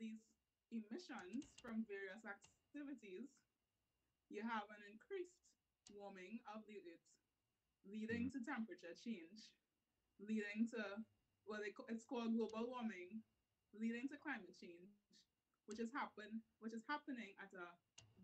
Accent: Trinidad & Tobago; I am a Trinidadian podcaster. So I'm based in Trinidad

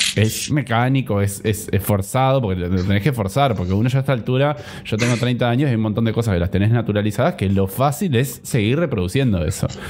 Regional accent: Interior of Uruguay, Uruguay; las únicas personas del interior que pueden hablar del interior somos José y yo

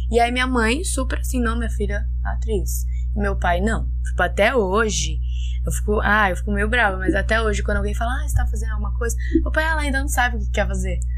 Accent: Brazil

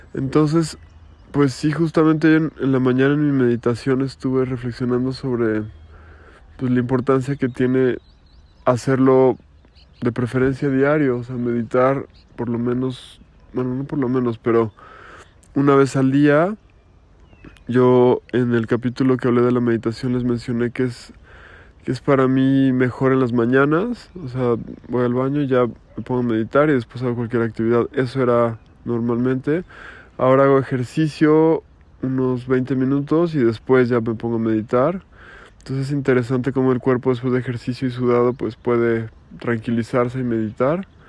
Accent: Mexico; en mi país que es México

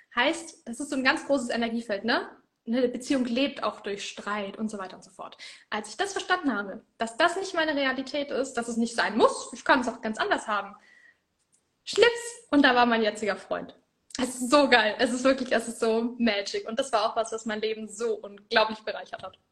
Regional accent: Middle Franconia, Bavaria, Germany; ich komme aus Mittelfranken

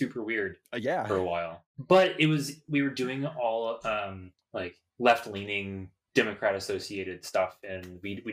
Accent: Cincinnati, Ohio, United States; moved away as an adult; also born or lived in Chicago; I was coming from Cincinnati

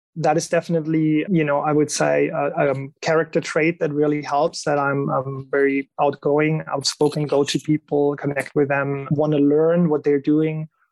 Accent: Germany; moved away; I'm I'm originally from Germany, so I I know my folk pretty well

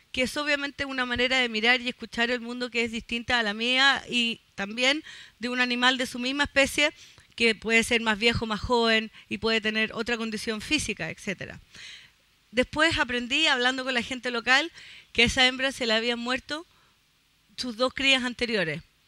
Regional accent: Chile; como somos chilenos

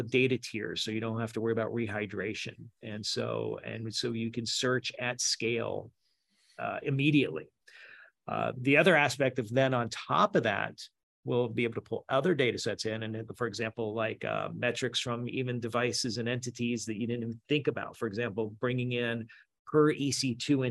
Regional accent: Memphis, Tennessee, United States; I'm from Memphis, Southern redneck

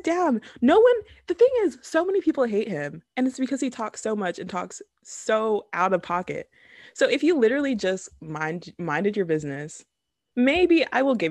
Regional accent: Ghana; also born or lived in Kenya; now in United States; I'm Ghanaian

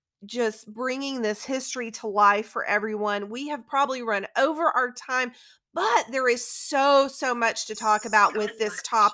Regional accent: Georgia, United States; We're from Georgia. MK and I are from Georgia. We live north of Atlanta

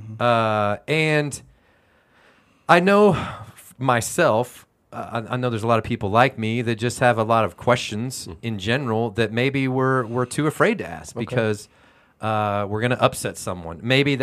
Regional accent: Houston, Texas, United States; I grew up in Houston, Texas.

